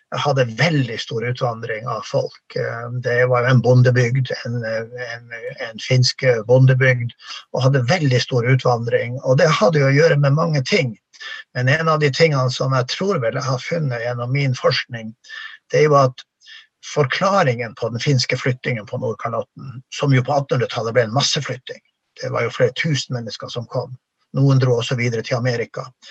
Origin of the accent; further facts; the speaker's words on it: Norway; det ble ikke lagt skjul på det samiske språket i bygda der jeg vokste opp